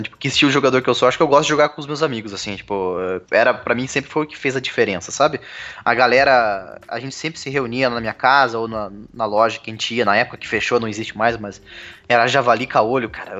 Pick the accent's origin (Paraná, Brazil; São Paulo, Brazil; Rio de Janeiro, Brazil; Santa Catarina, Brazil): Paraná, Brazil; Cascavel; moved away as an adult; also born or lived in Curitiba, Brazil; now in Belo Horizonte, Brazil; eu nasci em Curitiba, Paraná, né? E aí, quando eu tinha 4 anos de idade, eu me mudei para Cascavel